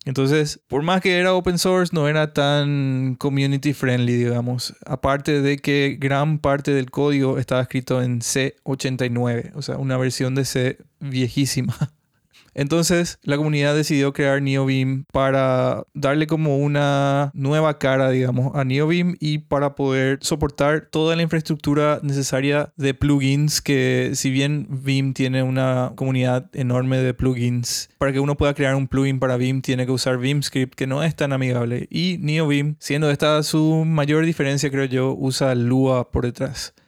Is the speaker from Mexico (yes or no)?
no; Paraguay; now in Brazil; soy un desarrollador de Paraguay, vivo en Brasil ahora mismo.